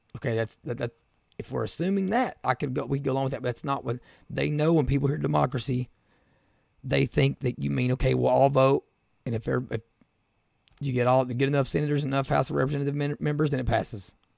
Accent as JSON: {"language": "English", "region": "Appalachia", "country": "United States", "said": "I'm from Appalachia"}